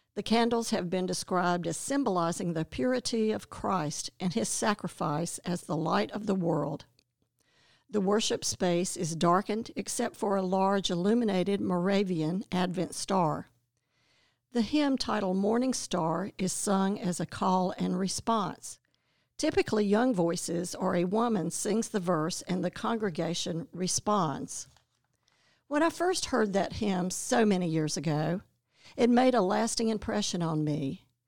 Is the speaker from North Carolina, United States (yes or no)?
yes; Winston-Salem, North Carolina, United States; also born or lived in Clemson; now in Athens, United States; we both grew up in Winston-Salem, North Carolina